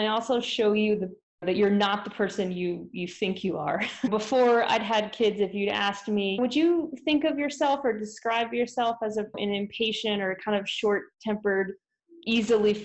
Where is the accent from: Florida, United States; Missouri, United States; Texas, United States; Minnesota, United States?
Florida, United States; moved away as an adult; also born or lived in Kansas City; now in Utah, United States; I'm originally from Florida